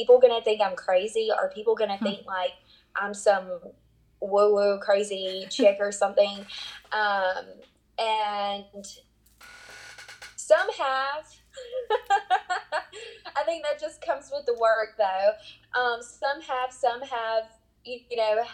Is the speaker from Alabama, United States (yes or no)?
yes; South Alabama, United States; I'm from South Alabama